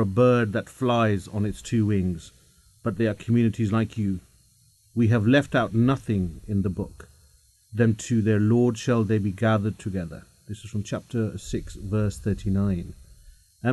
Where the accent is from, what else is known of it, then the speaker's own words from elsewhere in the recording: London, United Kingdom; born and bred here all my life